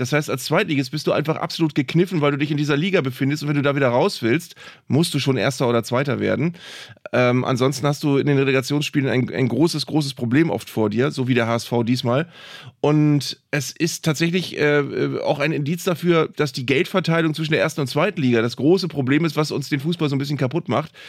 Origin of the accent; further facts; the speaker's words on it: Bremen, Germany; als Bremer